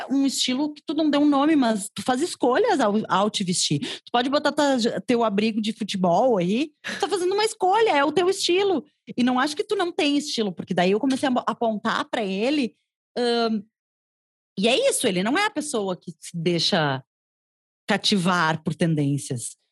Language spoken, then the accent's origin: Portuguese; Porto Alegre, Rio Grande do Sul, Brazil; also born or lived in Cruz Alta, Brazil; sou gaúcha de Cruz Alta, aqui ah. no interior do Rio Grande do Sul